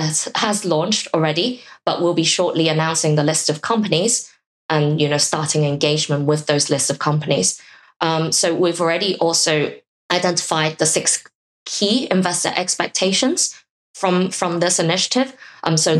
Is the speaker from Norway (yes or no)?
no; Hong Kong; I'm from Hong Kong